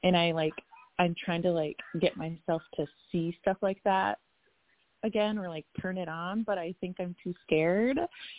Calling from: Minnesota, United States; Yeah, so I'm calling from Minnesota

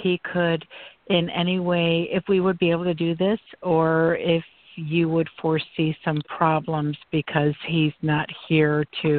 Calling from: Florida, United States; I'm calling from Florida. And I'm not just calling from Florida. I'm calling from my lanai in the state of Florida.

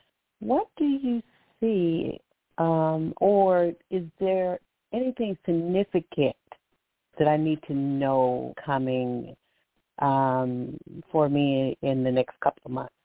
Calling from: Alabama, United States; From Alabama.

